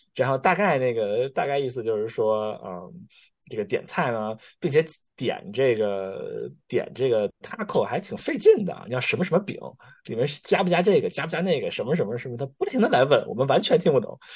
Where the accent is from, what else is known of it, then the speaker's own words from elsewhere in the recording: China; accent: Chinese accent; moved away; 中国口音根深蒂固，怎么带都带不走